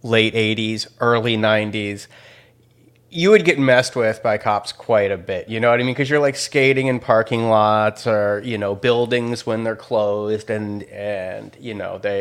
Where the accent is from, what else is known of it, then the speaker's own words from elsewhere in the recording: Chicago, Illinois, United States; I'm from Chicago.